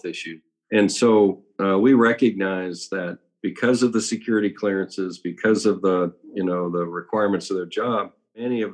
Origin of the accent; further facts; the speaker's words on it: San Diego, California, United States; I grew up in San Diego